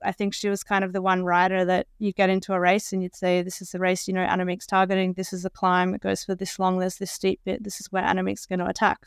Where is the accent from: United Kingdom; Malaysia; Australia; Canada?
Australia; as an Australian